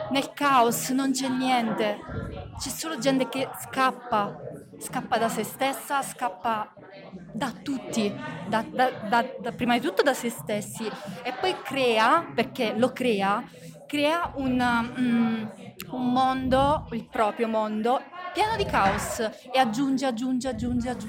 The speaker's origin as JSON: {"language": "Italian", "town": "Pietrapertosa", "region": "Basilicata", "country": "Italy", "said": "Sì, sono di Pietra Pertosa anch'io."}